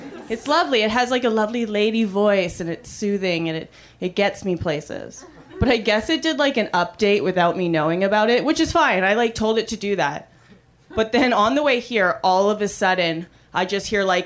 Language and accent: English; Canada; now in United States; I'm an immigrant. Thank you. I'm Canadian